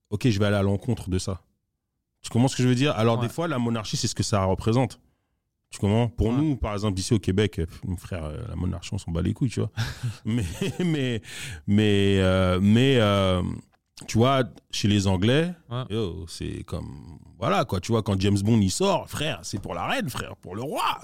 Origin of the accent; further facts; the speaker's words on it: DR Congo; Par exemple, moi, je suis congolais, mais la vérité, c'est que j'ai rien à voir avec le royaume du Congo qui était là avant que les Blancs arrivent.